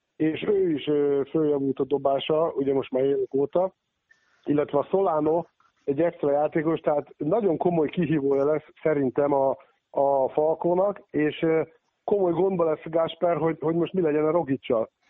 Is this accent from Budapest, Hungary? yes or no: no; Székesfehérvár, Fejér, Hungary; nekem nevelőegyesületem az Alba régia, ugye most jól tudja az Alba Fehérvár, hiszen ugye én fehérvári születésű vagyok